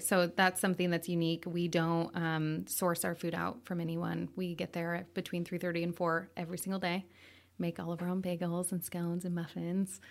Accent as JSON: {"language": "English", "town": "Coeur d'Alene", "region": "Idaho", "country": "United States", "tie": "born or raised there", "also_born_or_lived": "Sandpoint, Idaho", "said": "I grew up here, born and raised"}